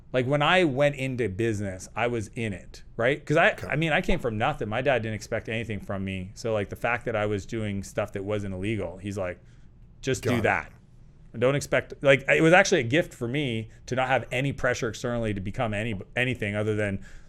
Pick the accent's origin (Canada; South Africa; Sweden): Canada; And Perfect. that's American. I'm Canadian. Yep. That's real money.